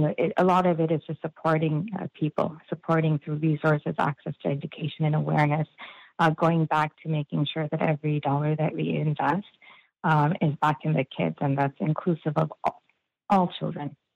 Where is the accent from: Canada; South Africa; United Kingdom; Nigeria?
Canada; Toronto, Ontario; I grew up in the Scarborough District School Board, uh, now known as the Toronto District School Board